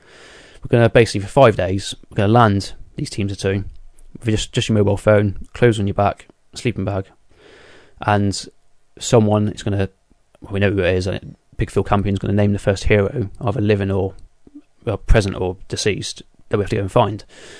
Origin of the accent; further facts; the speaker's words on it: South West England, United Kingdom; accent: Devonshire; Yeah, my Devonshire accent.